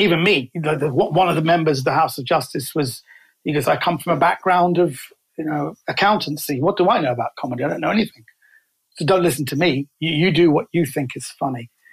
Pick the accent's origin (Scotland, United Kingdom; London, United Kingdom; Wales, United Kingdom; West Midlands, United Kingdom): London, United Kingdom; I was raised in Kensington in London. So I'm a central London boy.